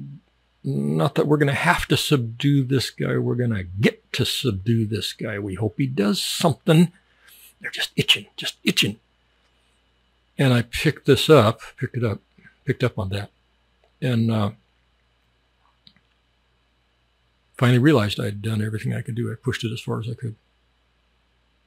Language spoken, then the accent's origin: English; United States; moved away as an adult